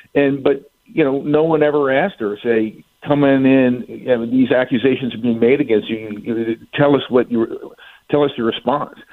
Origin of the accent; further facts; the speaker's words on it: Virginia, United States; when I was growing up in Virginia.